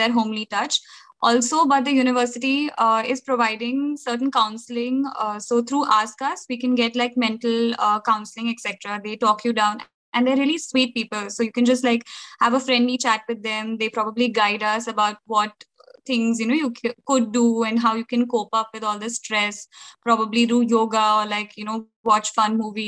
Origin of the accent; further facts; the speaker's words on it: India; moved away as an adult; now in Salford, United Kingdom; as Indian students over here